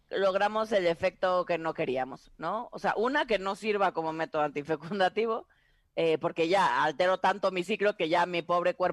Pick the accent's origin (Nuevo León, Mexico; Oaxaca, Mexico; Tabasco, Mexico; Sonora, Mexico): Tabasco, Mexico; Dirían en mi pueblo, en Tabasco, es que eres bien salamero.